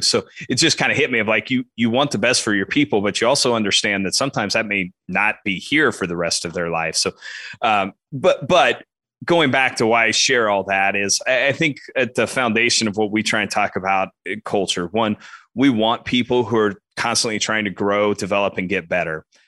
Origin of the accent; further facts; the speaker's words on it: Western Kansas, United States; grew up, as you said, grew up in Western Kansas, uh, about three and a half hours west of Topeka.